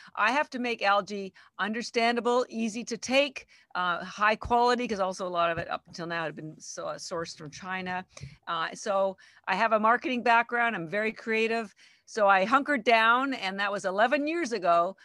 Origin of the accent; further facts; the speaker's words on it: Canada; moved away as an adult; now in Boston, United States; I'm actually Canadian, but I've lived in Boston thirty-three years